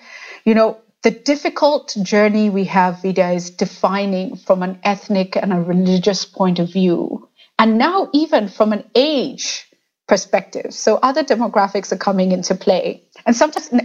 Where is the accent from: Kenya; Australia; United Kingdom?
Kenya; the Kenyan identity comes to us very easily, and Kenyans are very proud.